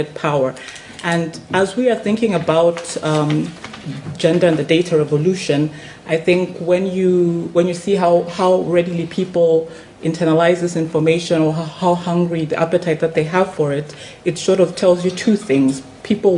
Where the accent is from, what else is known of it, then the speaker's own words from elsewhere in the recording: Lusaka, Lusaka Province, Zambia; where I come from, I'm coming in from Lusaka in Zambia